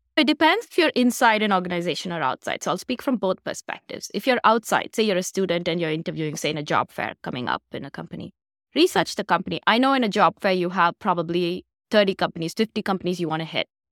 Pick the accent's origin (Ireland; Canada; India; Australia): India; moved away as an adult; I'm originally from India, so I came here for graduate school